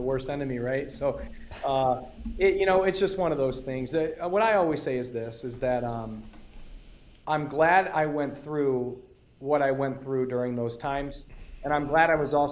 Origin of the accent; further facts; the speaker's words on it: Detroit, Michigan, United States; now in Arizona, United States; I come from Metro Detroit, and I was raised in South Detroit